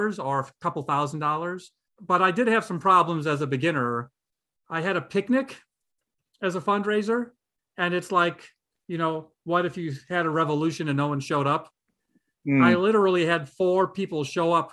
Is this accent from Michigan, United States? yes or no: no; Toledo, Ohio, United States; now in Painesville, United States; I'm originally from Toledo.